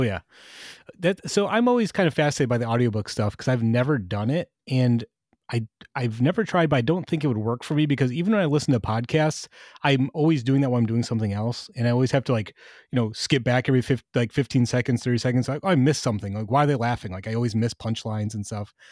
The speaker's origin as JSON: {"language": "English", "region": "Michigan", "country": "United States", "tie": "born or raised there", "said": "growing up in Michigan"}